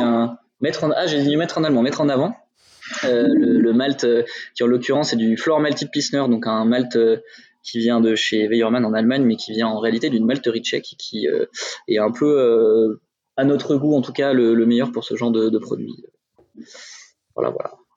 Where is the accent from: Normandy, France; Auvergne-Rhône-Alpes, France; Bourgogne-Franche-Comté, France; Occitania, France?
Bourgogne-Franche-Comté, France; Dijon; je viens de Dijon